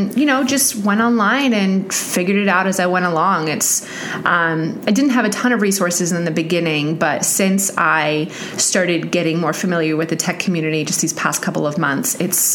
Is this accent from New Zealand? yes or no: yes; New Zealand; now in Pittsburgh, United States; New Zealand.